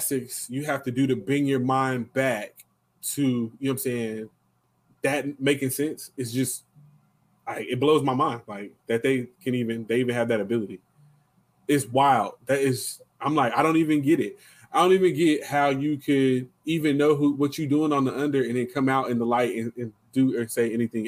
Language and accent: English; Lawton, Oklahoma, United States; we grew up in Lawton